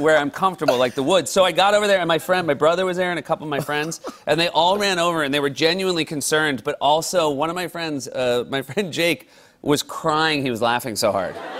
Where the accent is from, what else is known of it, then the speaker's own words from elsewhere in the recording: New Hampshire, United States; moved away; I grew up in New Hampshire